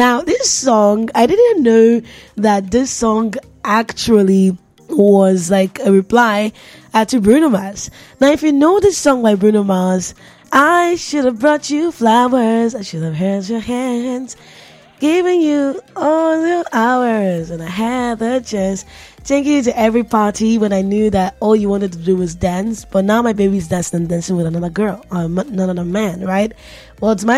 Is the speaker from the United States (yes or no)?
no; Nigeria; I'm a Nigerian